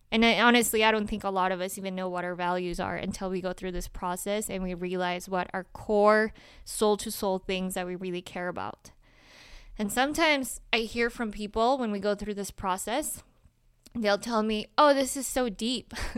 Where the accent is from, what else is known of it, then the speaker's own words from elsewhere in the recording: Salt Lake City, Utah, United States; also born or lived in Colombia; i was born in colombia I have been an immigrant. I grew up in Salt Lake City, Utah.